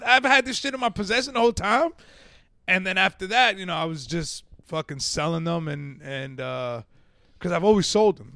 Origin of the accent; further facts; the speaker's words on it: Yonkers, New York, United States; moved away as an adult; also born or lived in Central Alabama; I grew up in Yonkers